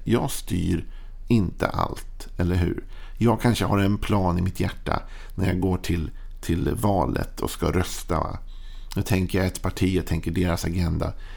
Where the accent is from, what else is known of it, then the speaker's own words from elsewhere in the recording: Sweden; att jag är född i Sverige gör ju att jag är påverkad av allt det och mitt tal och mitt prat, mitt sätt att vara